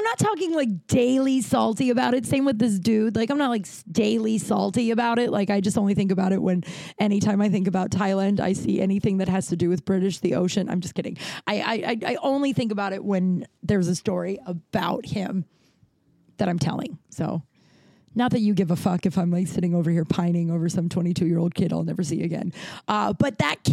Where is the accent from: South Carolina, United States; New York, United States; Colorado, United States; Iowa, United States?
Colorado, United States; now in Los Angeles, United States; I'm from Colorado and I know how to ride a horse